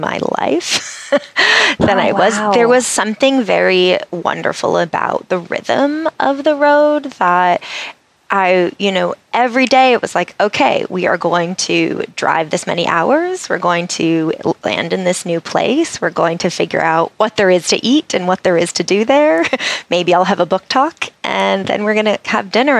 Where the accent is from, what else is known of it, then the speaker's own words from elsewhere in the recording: New England, United States; I grew up in New England